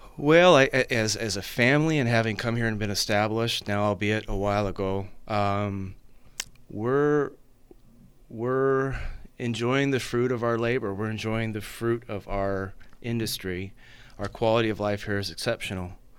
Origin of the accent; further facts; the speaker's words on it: Napa, California, United States; also born or lived in San Luis Obispo; born and raised in Napa, in fact, born and raised in District Two